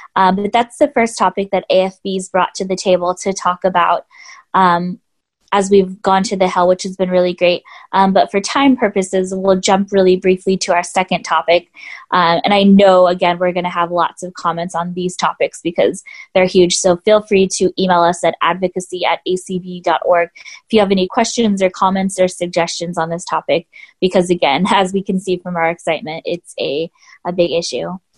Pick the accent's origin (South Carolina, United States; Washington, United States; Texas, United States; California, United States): California, United States; Southern; I'm originally from California and I qualified for paratransit in Southern California where I grew up